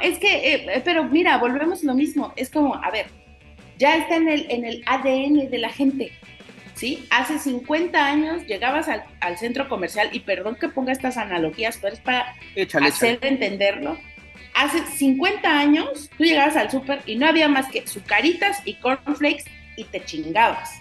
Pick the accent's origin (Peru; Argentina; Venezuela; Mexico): Mexico